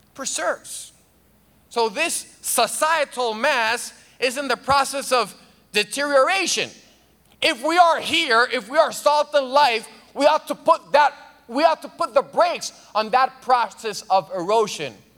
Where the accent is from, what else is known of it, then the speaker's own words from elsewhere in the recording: Dominican Republic; moved away; I'm from the Dominican Republic